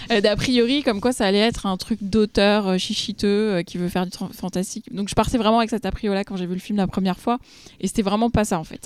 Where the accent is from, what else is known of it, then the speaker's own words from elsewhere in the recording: France; nous, en tant que Français